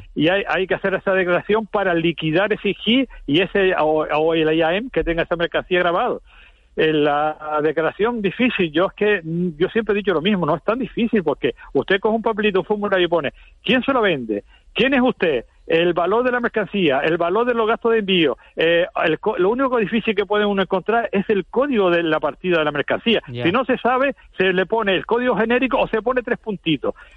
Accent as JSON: {"language": "Spanish", "country": "Spain", "said": "como españoles"}